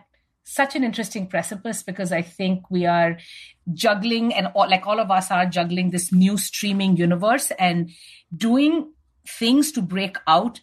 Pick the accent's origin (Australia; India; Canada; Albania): India; moved away as an adult; now in United States; I grew up in India